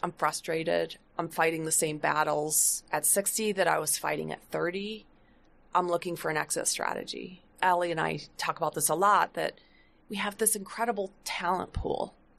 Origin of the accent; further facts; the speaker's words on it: Flint, Michigan, United States; I grew up in Flint, Michigan